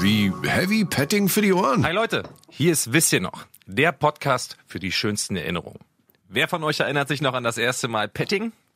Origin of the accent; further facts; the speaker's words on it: Berlin, Germany; ich bin in Berlin aufgewachsen, in Mitte, um genau zu sein